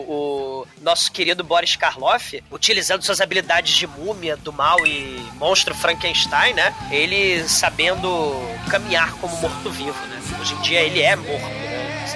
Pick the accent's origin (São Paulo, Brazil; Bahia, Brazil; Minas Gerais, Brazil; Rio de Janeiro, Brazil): São Paulo, Brazil; Não, não, sou da Moca. Eu, eu como na Moca.